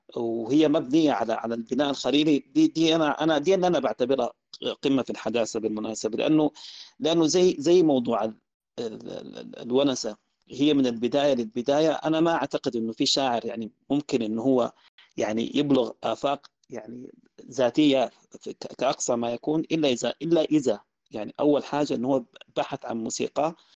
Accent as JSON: {"language": "Arabic", "country": "Sudan"}